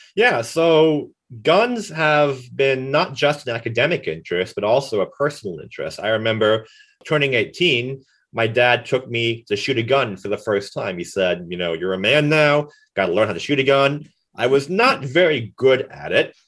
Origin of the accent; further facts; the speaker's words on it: Florida, United States; now in Kansas, United States; Florida, my home state